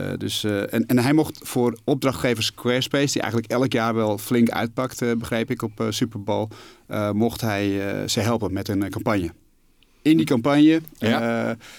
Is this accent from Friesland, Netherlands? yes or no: no; Alkmaar, North Holland, Netherlands; also born or lived in Amsterdam; ik ben geboren in Amsterdam. Ik ben opgegroeid in, in Alkmaar.